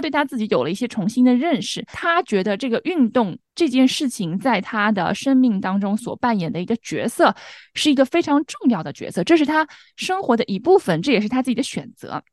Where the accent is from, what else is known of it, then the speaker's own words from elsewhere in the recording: China; now in United States; 我们中国人